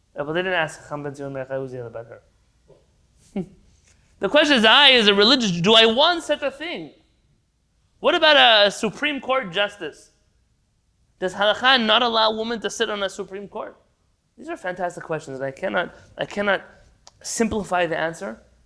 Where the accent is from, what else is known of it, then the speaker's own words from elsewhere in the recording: United States; now in Israel; I'm an American born Jew